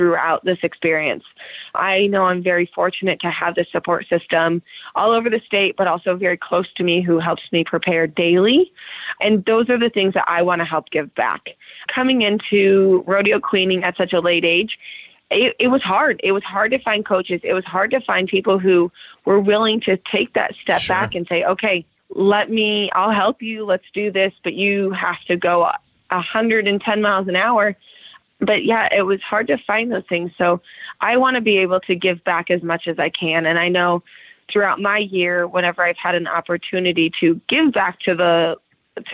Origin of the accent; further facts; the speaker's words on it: Meridian, Idaho, United States; I'm still from Meridian, Idaho.